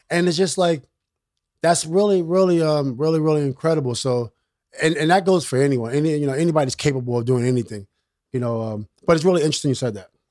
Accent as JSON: {"language": "English", "town": "New York City", "region": "New York", "country": "United States", "tie": "born or raised there", "said": "I'm from Queensbridge."}